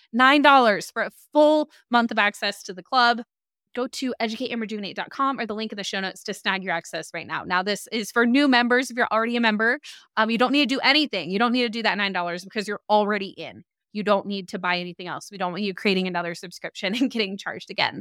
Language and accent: English; Salt Lake City, Utah, United States; I'm from Salt Lake